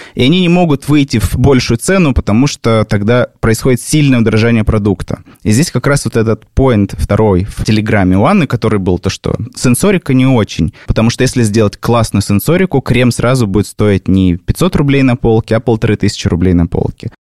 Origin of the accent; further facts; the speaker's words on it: Abakan, Khakassia, Russia; в моем родном городе Абакан